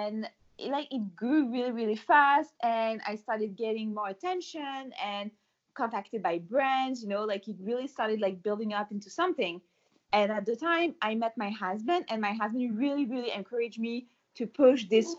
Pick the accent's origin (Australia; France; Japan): France; moved away as an adult; also born or lived in Paris / New York City; now in Montreal, Canada; I'm from France. In France, we used to eat, to drink, you know, to live fully